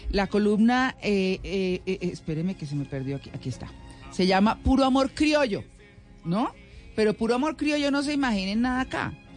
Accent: Colombian interior, Andean region, Colombia; como cachaco, como nos dicen los costeños

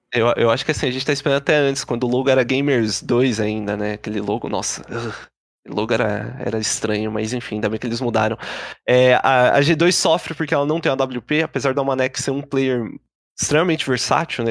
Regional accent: Brazil; a gente como bom brasileiro

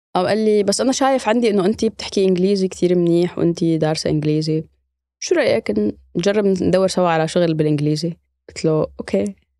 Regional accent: Idlib, Idlib Governorate, Syria; moved away as an adult; now in Germany; أنا من مدينة إدلب في سوريا

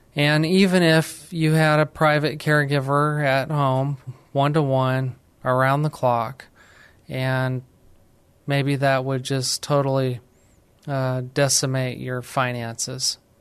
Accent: New Mexico, United States; moved away as an adult; now in San Antonio, United States; I'm actually from New Mexico. I moved to San Antonio, Texas

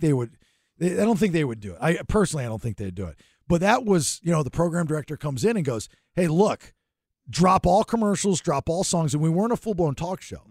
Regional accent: Sarasota, Florida, United States; that's my old stomping ground, you know, growing up in Sarasota

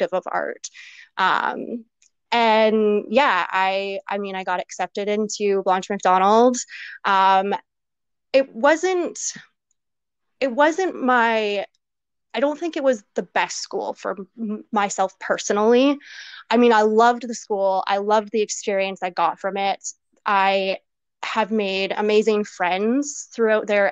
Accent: Campbell River, British Columbia, Canada; I'm actually originally from Vancouver Island, a little town called Campbell River. If nobody really knows where that is, I'm not surprised. yeah, I spent most of my life there. Grew up there, of course

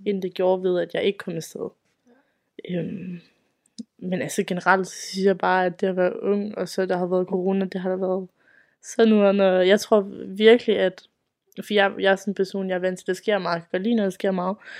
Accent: Aalborg, North Denmark Region, Denmark; jeg kommer fra Aalborg af, op i Nordjylland

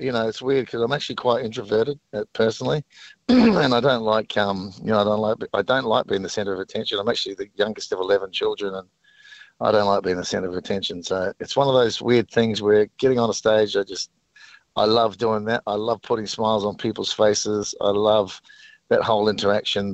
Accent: New Zealand; I grew up in New Zealand

